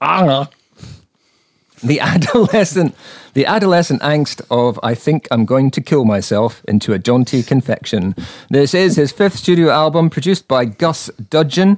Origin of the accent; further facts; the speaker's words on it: Edinburgh, Scotland, United Kingdom; I'm from Edinburgh